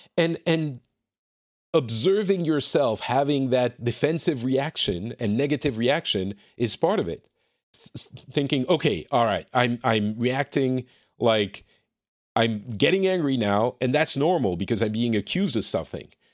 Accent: France; I'm from France.

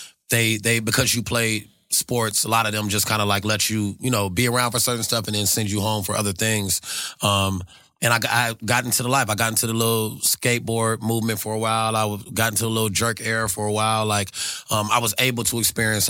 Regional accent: Carson, California, United States; also born or lived in South Central, Los Angeles; I can say I'm from South Central, but Carson is what allowed me to have a childhood.

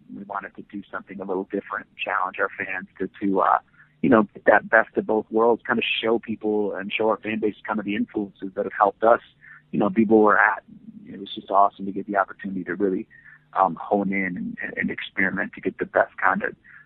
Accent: Muskegon, Michigan, United States; moved away; Muskegon, Michigan is the city where I grew up

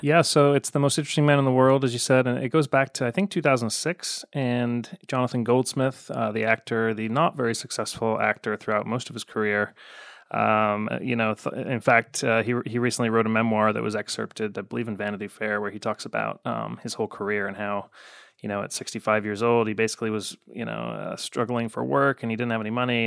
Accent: Chicago, Illinois, United States; I grew up in the South suburbs of Chicago, so I was more of a White Sox guy

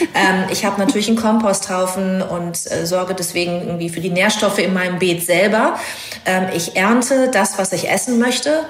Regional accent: North Rhine-Westphalia, Germany; moved away; also born or lived in Hamburg; Ich bin äh, in Ostwestfalen groß geworden

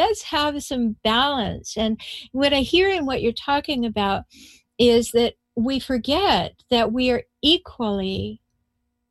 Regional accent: Canada; moved away as an adult; now in United States; I come from Canada

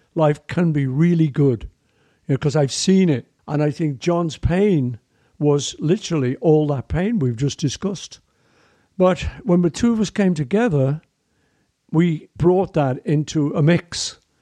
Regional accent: Liverpool, North West England, United Kingdom; I grew up in Liverpool with an amazing family

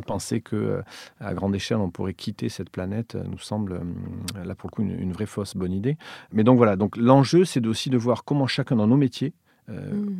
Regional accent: Villefranche-de-Rouergue, Occitania, France; moved away; also born or lived in Montréal / Paris; j'ai grandi à Villefranche-de-Rouergue, une des deux sous-préfectures de l'Aveyron

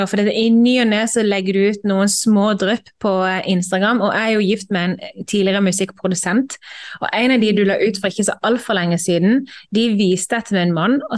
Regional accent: Moss, Østfold, Norway; Jo, jeg kommer fra Moss.

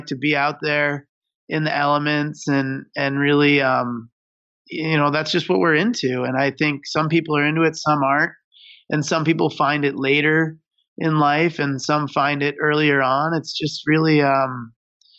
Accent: Michigan, United States; I grew up in Michigan on some really small hills.

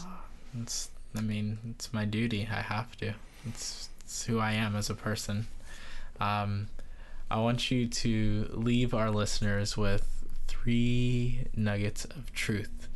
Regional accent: Barbados; being from Barbados

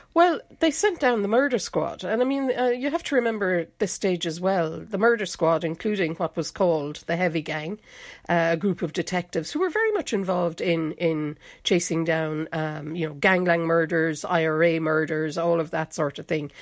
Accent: North Kerry, Munster, Ireland; now in Dublin, Ireland; I'm actually from North Kerry

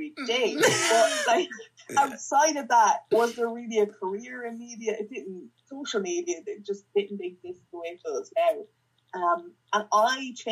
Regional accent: Nobber, Leinster, Ireland; also born or lived in Dublin

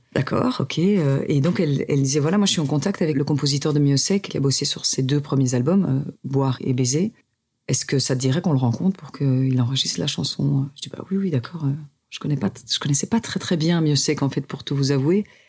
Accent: Louvain-la-Neuve, Wallonia, Belgium; born or raised there; now in Brussels, Belgium

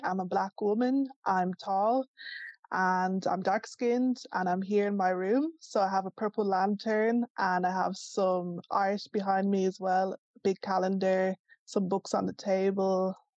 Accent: Ireland; So I would describe myself as Black Irish, Nigerian Irish, Afro Irish, you know.

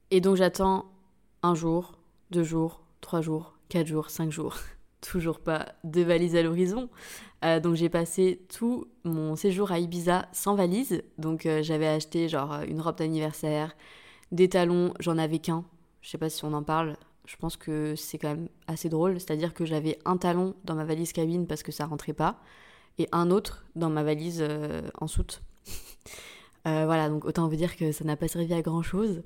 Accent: St. Barthélemy; moved away; also born or lived in Biarritz, France; C'est de là, c'est là d'où je viens

